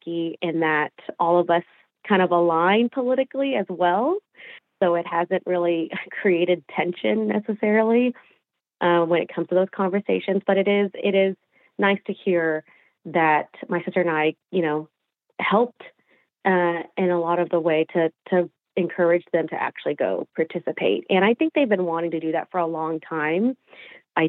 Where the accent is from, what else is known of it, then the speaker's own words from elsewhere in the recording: Fort Smith, Arkansas, United States; moved away as an adult; I am from Fort Smith, Arkansas.